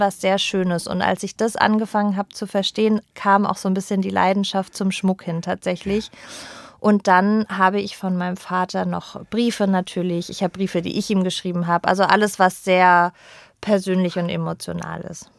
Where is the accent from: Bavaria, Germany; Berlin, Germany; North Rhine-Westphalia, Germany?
Berlin, Germany; also born or lived in Pforzheim, Baden-Württemberg; ich bin mit zehn nach Berlin gezogen, als meine Eltern sich getrennt haben. Da ist meine Mutter mit mir nach Berlin